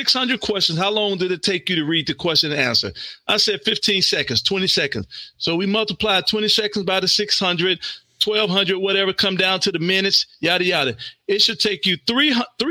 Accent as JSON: {"language": "English", "region": "Mississippi", "country": "United States", "said": "I'm from Mississippi"}